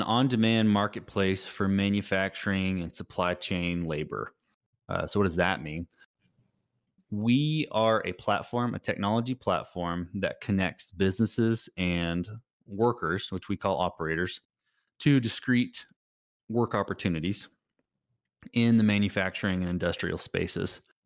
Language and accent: English; Texas, United States; I'm a Texan.